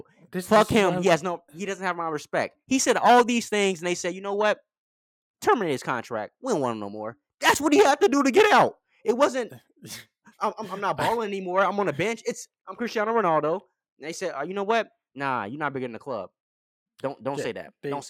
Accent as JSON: {"language": "English", "region": "England", "country": "United Kingdom", "said": "And being English, I can tell that you guys take this shit to heart."}